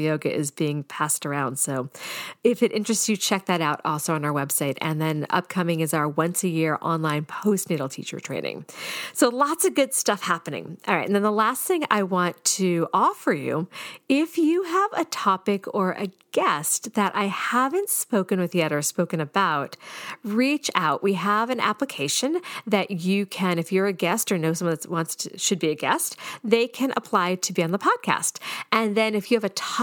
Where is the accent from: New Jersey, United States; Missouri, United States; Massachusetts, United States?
Massachusetts, United States; Boston; I'm from the Boston area